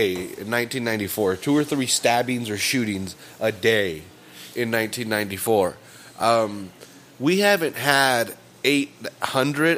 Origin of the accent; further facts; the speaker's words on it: Salinas, California, United States; We're from Salinas. We're born and raised here